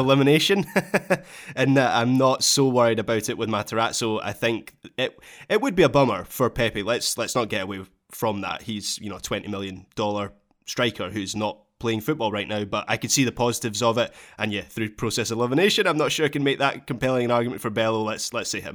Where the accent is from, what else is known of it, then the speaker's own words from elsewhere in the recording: United Kingdom; as a British viewer